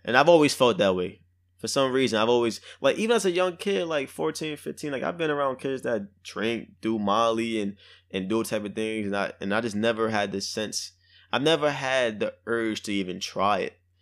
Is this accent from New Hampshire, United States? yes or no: no; New York City, New York, United States; I'm from Brooklyn, I'm from the hood